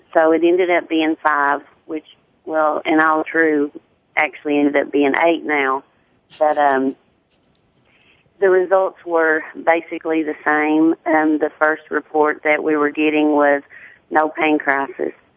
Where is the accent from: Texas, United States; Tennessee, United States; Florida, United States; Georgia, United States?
Tennessee, United States; accent: deep southern